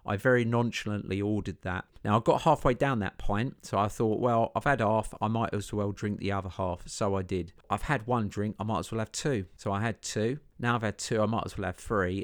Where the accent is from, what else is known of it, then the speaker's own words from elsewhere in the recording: Chelmsford, East of England, United Kingdom; I grew up in Chelmsford in Essex